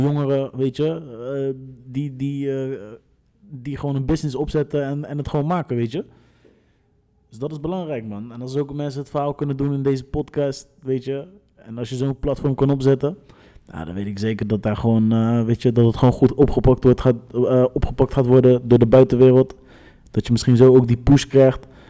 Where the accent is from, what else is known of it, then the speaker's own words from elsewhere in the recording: Rotterdam, South Holland, Netherlands; we zijn opgegroeid in het Hof van de leeuw, weet je toch? Rotterdam Zuid gewoon